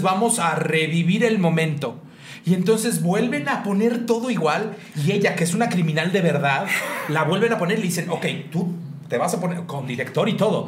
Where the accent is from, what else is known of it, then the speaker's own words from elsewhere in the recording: Mexico; moved away; a la zona centro, donde estamos ese tipo de mexicanos que somos un poco más